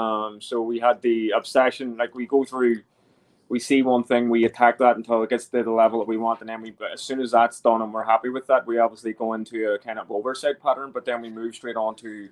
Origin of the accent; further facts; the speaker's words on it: County Antrim, Northern Ireland, United Kingdom; We're both from County Antrim